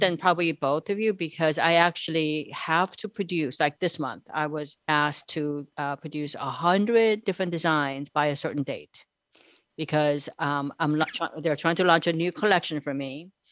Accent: South Korea; moved away; I'm actually from South Korea

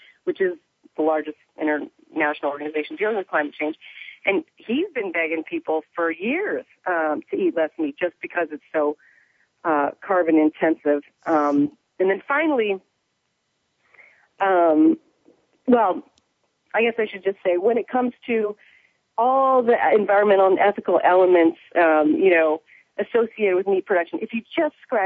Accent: Evansville, Indiana, United States; growing up in Indiana, I used to go fish with my grandpa

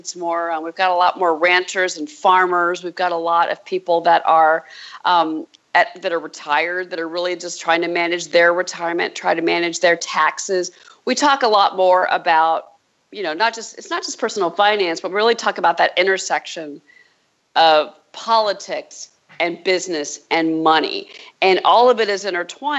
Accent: Dallas, Texas, United States; moved away; also born or lived in Phoenix, Arizona / San Francisco / New York; I grew up in Texas, Dallas, Dallas native, and then Phoenix, Arizona as well

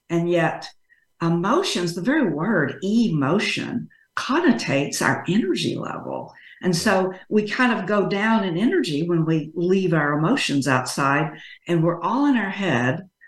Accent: Texas, United States; I grew up in Texas though, so as you can tell from my speech, I'm a Texas girl. Always lived here

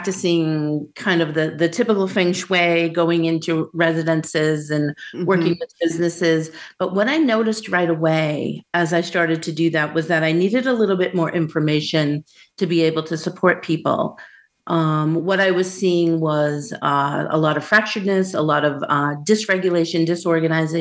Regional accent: near Boston, Massachusetts, United States; moved away as an adult; also born or lived in Southwest US; now in Southwest, United States; I grew up near Boston, and I moved from the Northeast 5 years ago to the Southwest.

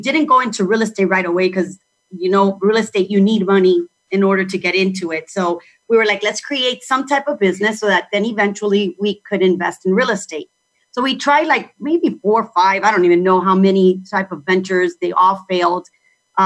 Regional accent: Miami, Florida, United States; I was born in Miami. My parents are Cuban, but I was born and raised in Miami.

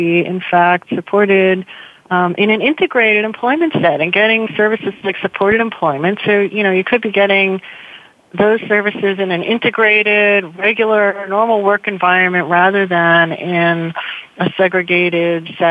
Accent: New York, United States; moved away; also born or lived in Pittsburgh; I'm a New Yorker, actually

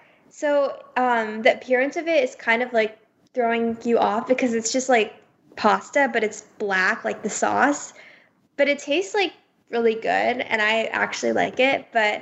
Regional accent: India; And everyone kept telling my family that they were so, because we're Indian, they were like, wow, we are such a big fan of Bollywood and Shah Rukh Khan.

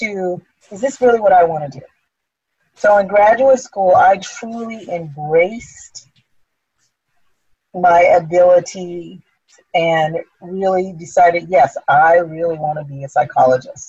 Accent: California, United States; moved away as an adult; also born or lived in Philadelphia; I was born and raised in California

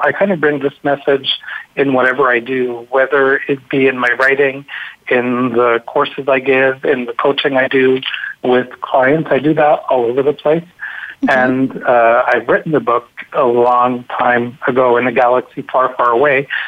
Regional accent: Montreal, Quebec, Canada; I'm from Montreal

